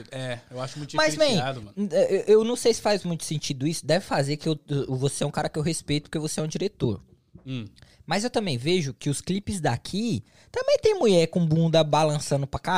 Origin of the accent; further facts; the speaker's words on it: São Paulo, Brazil; now in United States; em, São Paulo, as pessoas sabem que a gente é paulista pela gíria, mano.